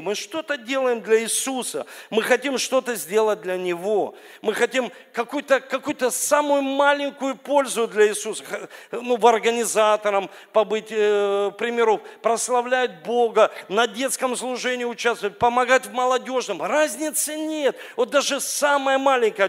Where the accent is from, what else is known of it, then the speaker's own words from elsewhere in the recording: Saint Petersburg, Russia; я родился здесь, в Ленинграде, в Санкт-Петербурге